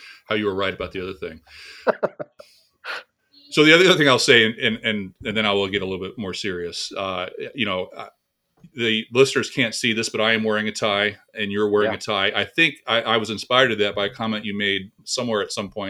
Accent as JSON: {"language": "English", "region": "California", "country": "United States", "also_born_or_lived": "Waco, Texas", "moved": "yes", "said": "We're both from California"}